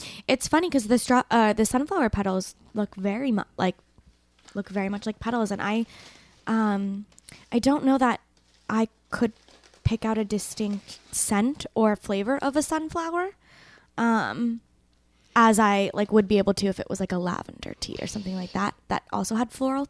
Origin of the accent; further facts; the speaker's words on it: Santa Rosa, California, United States; Northern. Okay. Santa Rosa, the one that's always on fire.